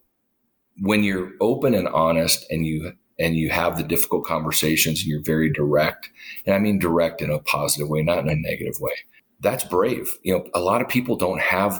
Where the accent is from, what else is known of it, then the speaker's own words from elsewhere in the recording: Duluth, Minnesota, United States; moved away as an adult; my hometown in Duluth